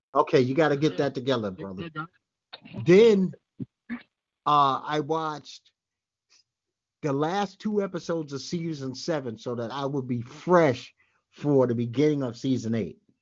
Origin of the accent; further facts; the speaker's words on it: New York City, New York, United States; I'm from Bed Stuy